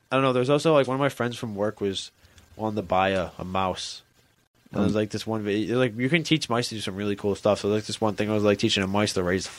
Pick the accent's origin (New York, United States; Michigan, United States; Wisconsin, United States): New York, United States; Western; I'm from Western cool New York